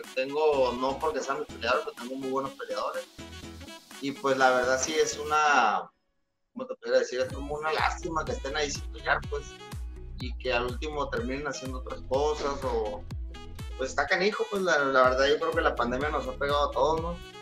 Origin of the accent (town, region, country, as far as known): Mexico; also born or lived in La Paz